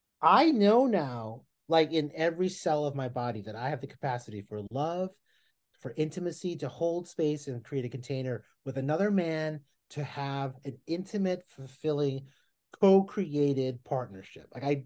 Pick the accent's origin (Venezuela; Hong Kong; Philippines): Philippines; but then I'm a very specific look, right? I'm Filipino.